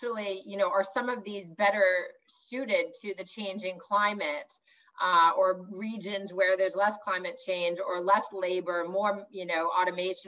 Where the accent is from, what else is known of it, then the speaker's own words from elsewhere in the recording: California, United States; also born or lived in Europe; I grew up in California